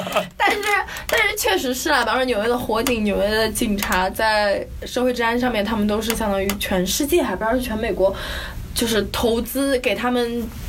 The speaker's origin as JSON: {"language": "Chinese", "country": "China", "moved": "yes", "lives_now": "New York, United States", "said": "我们是中国来的"}